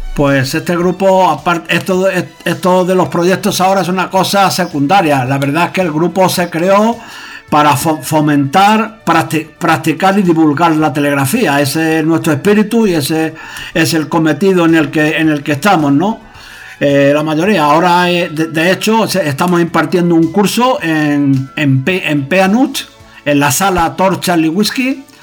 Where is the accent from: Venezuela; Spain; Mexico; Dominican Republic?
Spain; Huelva, Andalusia; now in Madrid, Spain; considero mi casa eh, en el lugar donde nací, ahí en Huelva